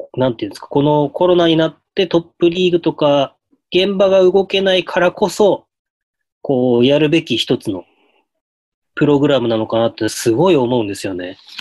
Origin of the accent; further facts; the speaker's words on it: Hokkaido, Japan; 地元北海道